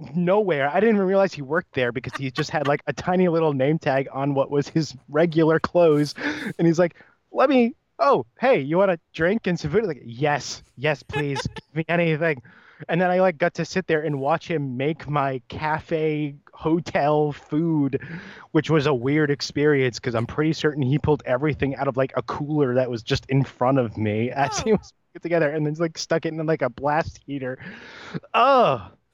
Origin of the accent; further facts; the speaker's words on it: New England, United States; moved away as an adult; also born or lived in New Mexico; I'm from New England